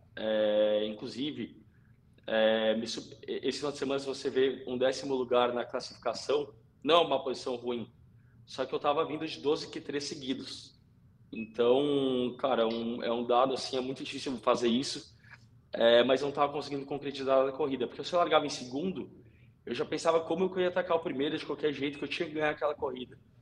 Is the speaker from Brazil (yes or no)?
yes; Novo Hamburgo, Rio Grande do Sul, Brazil; eu sou gaúcho, eu sou de Novo Hamburgo, é, meus primeiros passos do kartismo foram em Tarumã